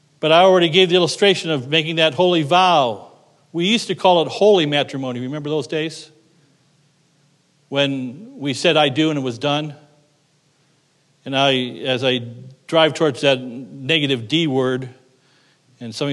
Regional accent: United States; I'm an American

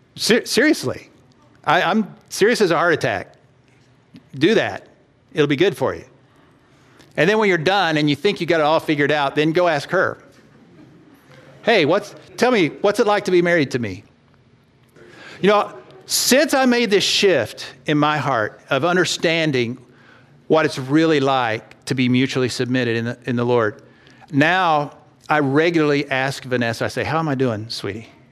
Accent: Texas, United States; I grew up in Texas

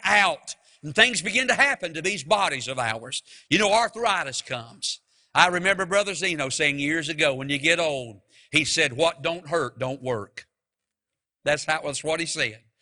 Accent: Mount Airy, United States; moved away; I'm from Mount Airy

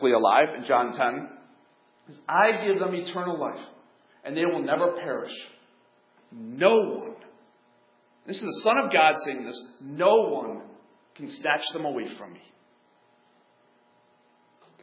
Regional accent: United States; I'm white, I'm American

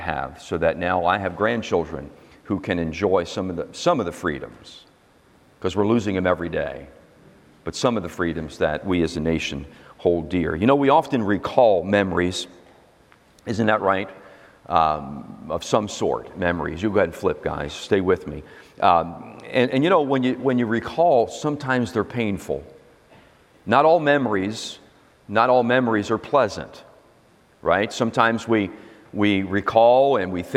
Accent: United States; I'm an American

